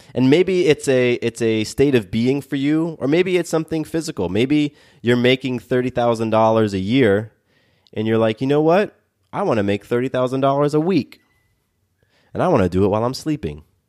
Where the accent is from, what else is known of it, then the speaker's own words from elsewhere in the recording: Atlanta, Georgia, United States; I live here in Atlanta and I, I grew up in Atlanta